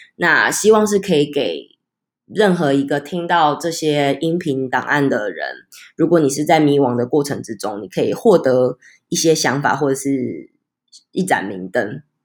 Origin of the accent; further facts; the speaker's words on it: Taichung, Taiwan; 因为我是台中人，台中人就一定要骑摩托车